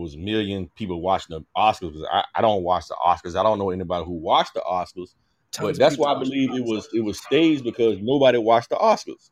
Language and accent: English; Richmond, Virginia, United States; I'm from Richmond. I don't claim DMV.